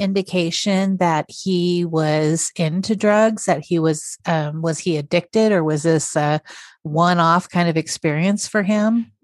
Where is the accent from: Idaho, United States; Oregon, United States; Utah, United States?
Idaho, United States; also born or lived in Billings, Montana; I'm an Idahoan